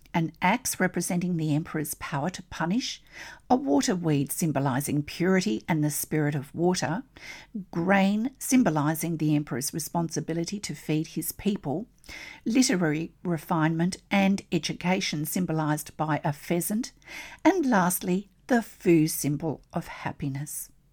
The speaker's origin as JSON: {"language": "English", "country": "Australia", "said": "I'm an Australian textile artist"}